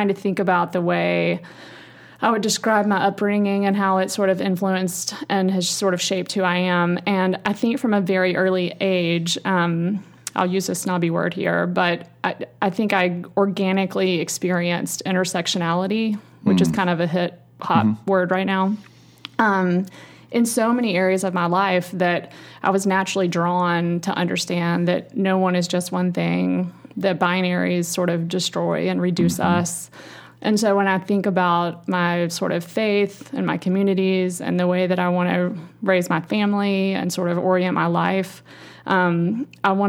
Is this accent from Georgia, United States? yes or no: no; Roane County, East Tennessee, United States; also born or lived in Coral Gables, Florida; now in Nashville, United States; I grew up in sort of small town, rural Tennessee in the Roane County area on a big farm, but I was educated at a sort of a private wealthy school in Knoxville